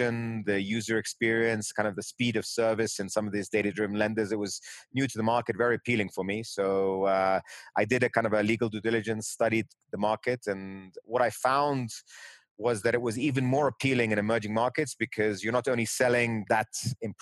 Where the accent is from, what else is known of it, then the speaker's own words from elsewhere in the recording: London, United Kingdom; also born or lived in New York, United States; My parents then moved to London, which is where I grew up kind of in more of my formative years